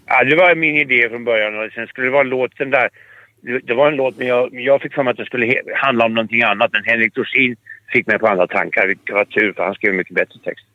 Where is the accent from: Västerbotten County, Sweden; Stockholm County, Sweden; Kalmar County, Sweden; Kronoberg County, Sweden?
Västerbotten County, Sweden; Skellefteå; moved away; i min hem, gamla hemstad där jag bodde, där jag föddes, i Skellefteå